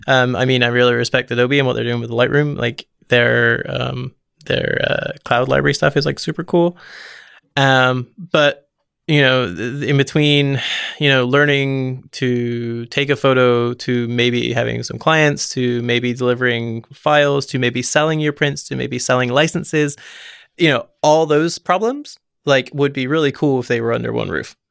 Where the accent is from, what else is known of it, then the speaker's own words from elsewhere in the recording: Forest of Dean, South West England, United Kingdom; so I'm from the United Kingdom, and I'm from a tiny place called the Forest of Dean